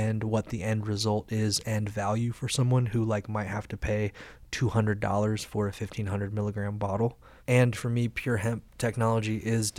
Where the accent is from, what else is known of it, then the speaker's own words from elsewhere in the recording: Carbondale, Illinois, United States; now in Colorado, United States; the college in my hometown, Carbondale, Illinois